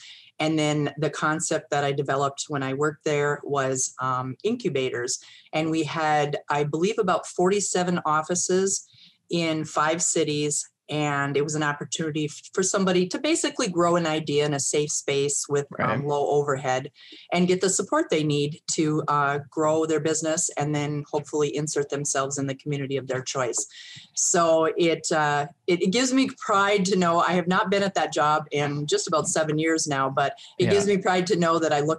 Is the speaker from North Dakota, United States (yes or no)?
yes; North Dakota, United States; born there; But prior to that, I was born in North Dakota, went to college.